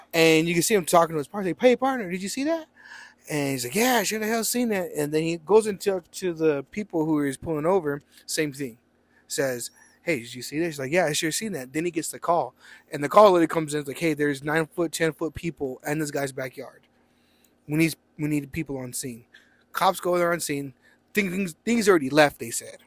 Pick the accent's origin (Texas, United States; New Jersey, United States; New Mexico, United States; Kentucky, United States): New Mexico, United States; Roswell; we are from Roswell